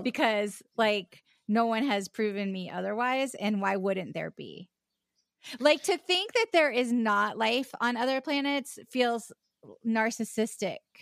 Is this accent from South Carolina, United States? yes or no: yes; Charleston, South Carolina, United States; born or raised there; also born or lived in West Virginia